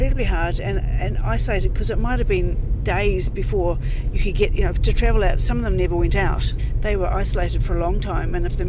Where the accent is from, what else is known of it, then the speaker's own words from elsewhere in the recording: Marton, Manawatū-Whanganui, New Zealand; where I grew up in Marton